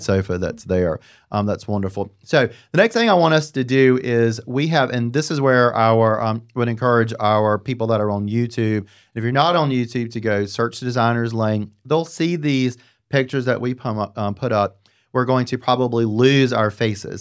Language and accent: English; the South, United States; I'm from the South